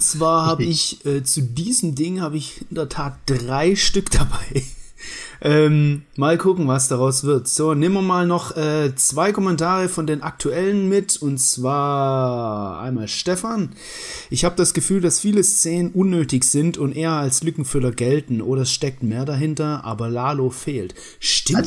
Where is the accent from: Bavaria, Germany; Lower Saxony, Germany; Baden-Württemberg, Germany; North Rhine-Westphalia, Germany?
Baden-Württemberg, Germany; accent: Swabian; ich bin Schwabe.